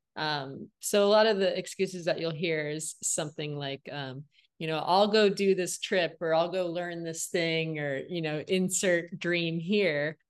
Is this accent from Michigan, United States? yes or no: yes; Flint, Michigan, United States; now in Los Angeles, United States; I'm from Flint, Michigan